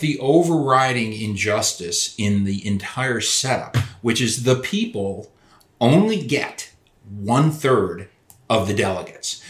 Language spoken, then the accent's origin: English; Madison, Wisconsin, United States; I grew up in Madison, Wisconsin, where the city was just torn apart by protests